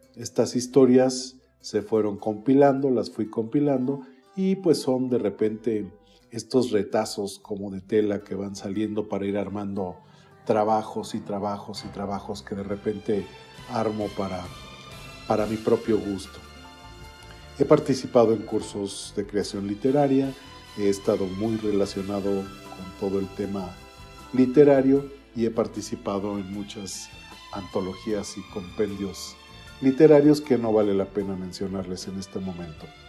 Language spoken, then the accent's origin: Spanish; Toluca, State of Mexico, Mexico; Básicamente yo nací en la ciudad de Toluca, en el Estado de México